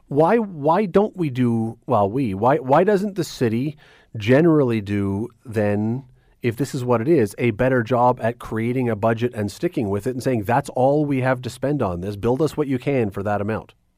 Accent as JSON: {"language": "English", "town": "Toronto", "region": "Ontario", "country": "Canada", "tie": "born or raised there", "said": "I grew up in Toronto"}